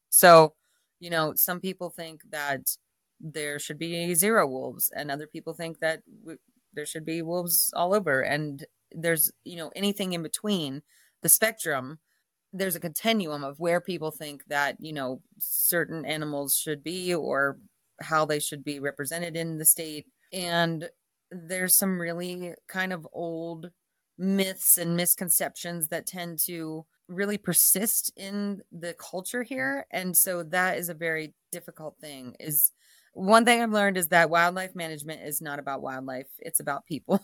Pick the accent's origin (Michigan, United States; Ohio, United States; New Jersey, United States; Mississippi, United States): Ohio, United States; Dayton; moved away as an adult; now in Jackson Hole, United States; I am a Midwesterner from Ohio, Dayton area, and grew up there, you know, very much suburbia, uh, in a, in a small suburb outside of Dayton